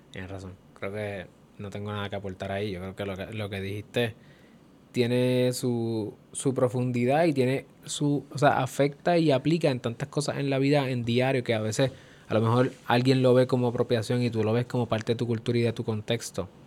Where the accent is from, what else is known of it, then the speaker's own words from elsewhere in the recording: Cali, Valle del Cauca, Colombia; Yo soy de Calle.